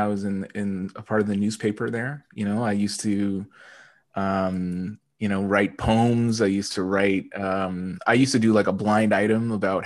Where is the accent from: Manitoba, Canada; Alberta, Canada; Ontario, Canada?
Alberta, Canada; Edmonton; I'm originally from Edmonton, Alberta. And when I was growing up, you know, it wasn't like a hip hop place